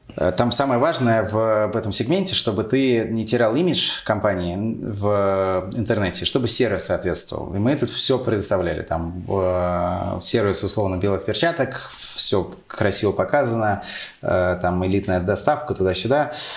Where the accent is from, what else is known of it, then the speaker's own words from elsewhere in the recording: Moscow, Russia; also born or lived in United States; Родился в Москве. Э, тут и прожил э, всю жизнь.